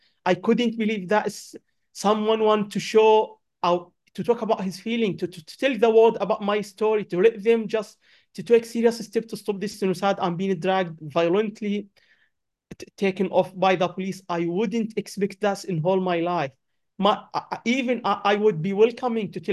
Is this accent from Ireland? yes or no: no; Gaza, Gaza Strip, Palestine; English is a second language; moved away as an adult; now in United Kingdom; I'm from Gaza, obviously. I moved to UK in 2017